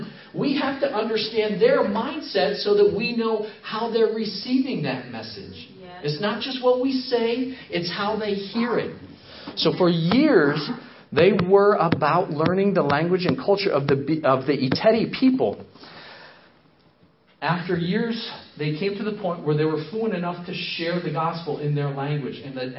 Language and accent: English; Papua New Guinea; moved away; also born or lived in Michigan; I was born in Michigan in 1978. And when I was 6 months old, my parents jumped on a plane in Los Angeles, California, along with my older brother and myself, and we flew halfway around the world to the country of Papua New Guinea.